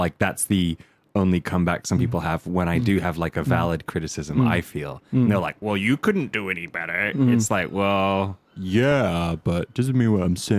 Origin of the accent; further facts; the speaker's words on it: United Kingdom; also born or lived in United States / California; I was born in the States, I've been raised in the UK, and I have both passports, baby, because, you know, got a parent on either side of the pond.